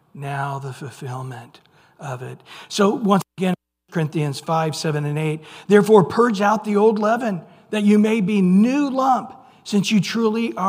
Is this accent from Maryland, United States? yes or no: no; Central California, United States; I grew up in Central California.